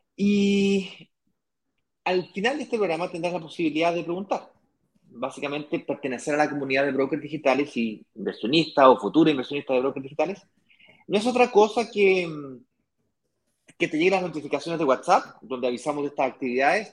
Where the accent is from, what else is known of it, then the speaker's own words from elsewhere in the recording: Santiago, Santiago Metropolitan Region, Chile; yo nací en Santiago, me crié en Santiago, mi hermano también